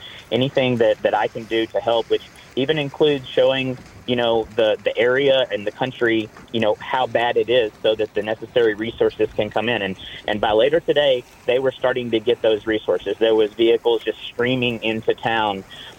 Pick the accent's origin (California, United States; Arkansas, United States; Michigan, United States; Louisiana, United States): Arkansas, United States; No, I am from Arkansas.